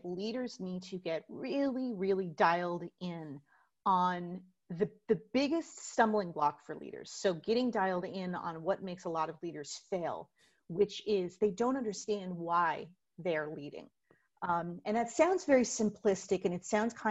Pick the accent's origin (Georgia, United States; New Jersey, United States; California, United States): New Jersey, United States; Plainfield; my hometown of Plainfield, New Jersey